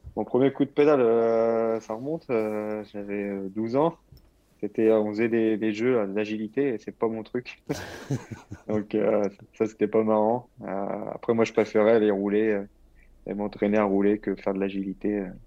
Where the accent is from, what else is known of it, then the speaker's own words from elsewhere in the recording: Normandy, France; moved away as an adult; now in Languedoc-Roussillon, France; je... reste normand